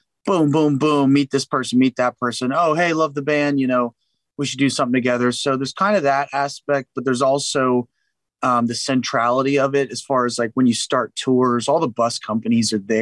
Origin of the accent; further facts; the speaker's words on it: San Antonio, Texas, United States; now in Nashville, United States; I'm also from San Antonio, Texas